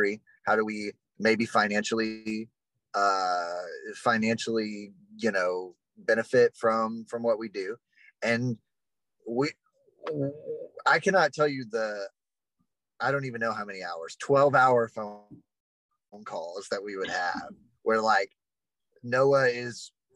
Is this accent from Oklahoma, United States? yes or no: no; Texas, United States; I'm from Texas